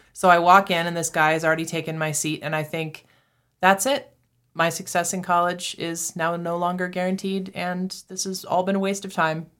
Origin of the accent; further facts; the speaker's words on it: Massachusetts, United States; moved away as an adult; also born or lived in Texas / Saint Louis; now in Canyon, United States; I grew up in Massachusetts